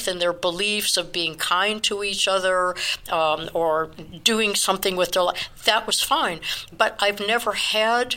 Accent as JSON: {"language": "English", "town": "Chicago", "region": "Illinois", "country": "United States", "tie": "born or raised there", "said": "I was born in Chicago"}